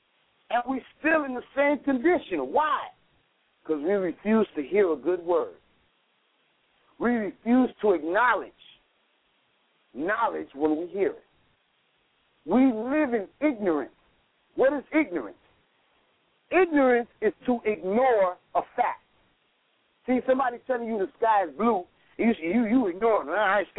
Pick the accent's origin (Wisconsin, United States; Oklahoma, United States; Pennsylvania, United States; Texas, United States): Wisconsin, United States; Racine; I'm from Racine, man.